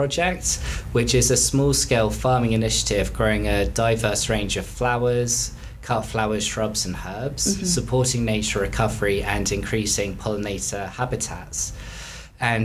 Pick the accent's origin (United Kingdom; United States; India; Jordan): United Kingdom; West Cornwall, South West England; also born or lived in London; now in Truro, United Kingdom; I grew up in West Cornwall